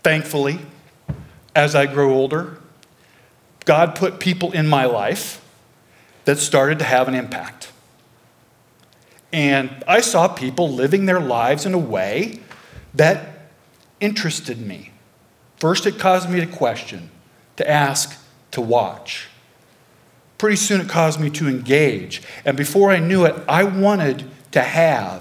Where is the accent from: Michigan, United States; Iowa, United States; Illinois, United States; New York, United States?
Iowa, United States; Pella; I grew up in Pella, Iowa. I'm a native